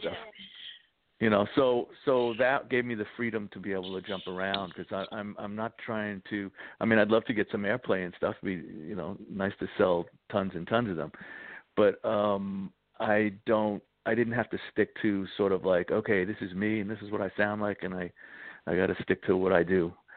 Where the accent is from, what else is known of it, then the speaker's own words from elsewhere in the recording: New York City, New York, United States; I grew up in the Bronx, so I grew up right by Yankee Stadium